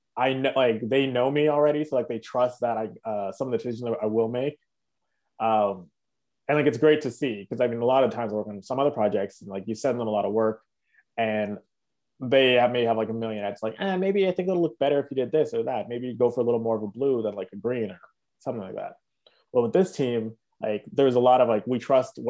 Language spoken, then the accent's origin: English; Toronto, Ontario, Canada; also born or lived in Mississauga; we're all from Toronto